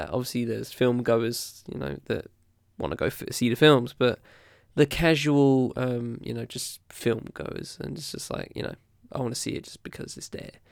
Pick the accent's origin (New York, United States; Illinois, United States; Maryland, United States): New York, United States; Uh, I'm from New York, Long Island, and when I was a teenager, hip hop was in the air